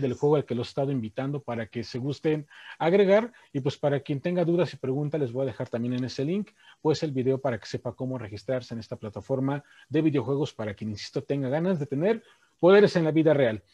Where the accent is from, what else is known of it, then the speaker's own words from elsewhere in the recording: Mexico; nosotros como mexicanos